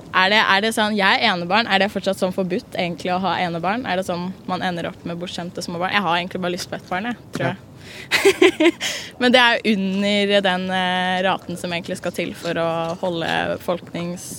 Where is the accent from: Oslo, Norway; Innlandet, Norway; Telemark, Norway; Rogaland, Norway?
Oslo, Norway; jeg er fra Oslo